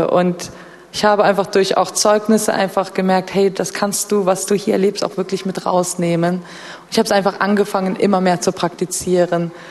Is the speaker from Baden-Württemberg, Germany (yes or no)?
no; Bonn, North Rhine-Westphalia, Germany; now in Berlin, Germany; ich komme ursprünglich aus Bonn und dass ich hier die Bibelschule besucht habe